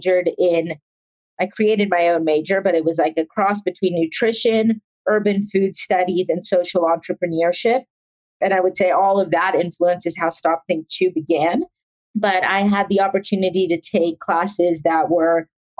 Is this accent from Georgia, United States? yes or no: yes; Atlanta, Georgia, United States; also born or lived in South Africa; I was born in South Africa and I grew up in Atlanta. We moved when I was 3 and a half